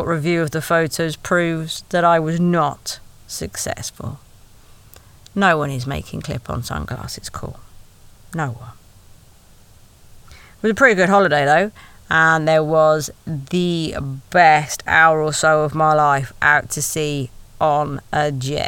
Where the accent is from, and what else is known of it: Wales, United Kingdom